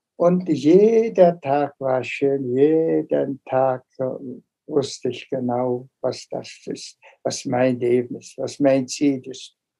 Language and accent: German; Mongolia